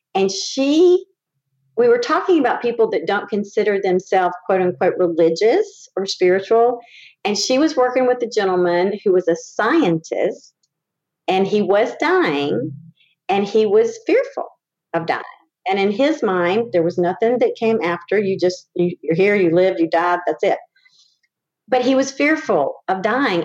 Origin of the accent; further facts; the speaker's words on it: Winston-Salem, North Carolina, United States; moved away as an adult; when I came back to my hometown of Winston-Salem